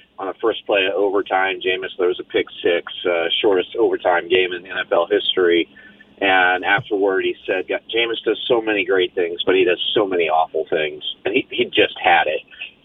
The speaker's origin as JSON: {"language": "English", "town": "Lincoln", "region": "Nebraska", "country": "United States", "said": "I'm from Lincoln, Nebraska."}